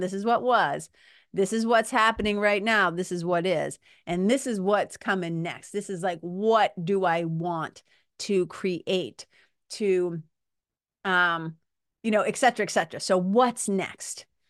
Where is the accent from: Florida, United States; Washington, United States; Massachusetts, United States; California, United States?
Massachusetts, United States; Lawrence; also born or lived in Boston, Massachusetts; I grew up in Lawrence, Mass-, Lawrence, Massachusetts. I also grew up in Boston, Mass